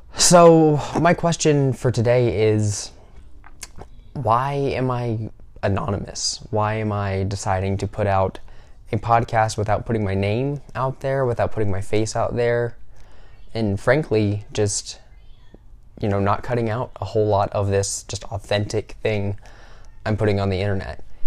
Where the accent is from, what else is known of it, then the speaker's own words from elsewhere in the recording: the South, United States; I am from the South in the United States